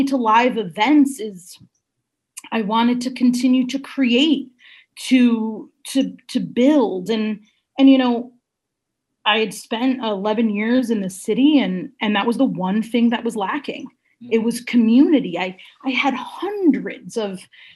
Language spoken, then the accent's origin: English; Shelton, Connecticut, United States; also born or lived in Stratford; we grew up in Shelton